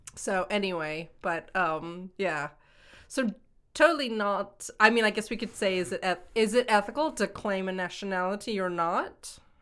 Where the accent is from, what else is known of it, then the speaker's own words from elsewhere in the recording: Washington, United States; moved away; also born or lived in Hong Kong / Boston; growing up in Washington State